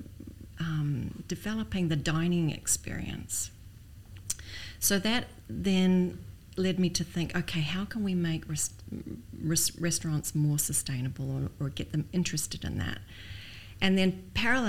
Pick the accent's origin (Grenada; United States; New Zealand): New Zealand; moved away as an adult; also born or lived in Canada; now in Dubai, United Arab Emirates; I'm Canadian born, but I grew up in New Zealand